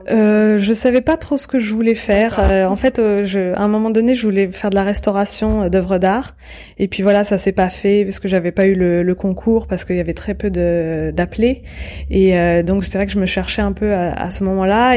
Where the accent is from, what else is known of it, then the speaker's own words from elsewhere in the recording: Courbevoie, Île-de-France, France; also born or lived in Paris; je suis née en 1980 euh, à Paris et euh, j'ai grandi à Courbevoie, donc et à côté de la Défense